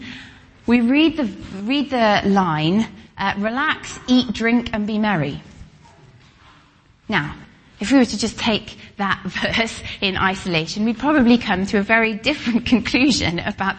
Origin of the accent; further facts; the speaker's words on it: Welsh, Wales, United Kingdom; I'm Welsh, we say tooth